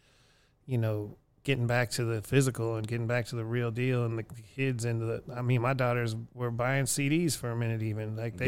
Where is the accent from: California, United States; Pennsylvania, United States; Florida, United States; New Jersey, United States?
Pennsylvania, United States; Erie; the record stores and in my hometown of Erie or going to Cleveland or coming to Houston.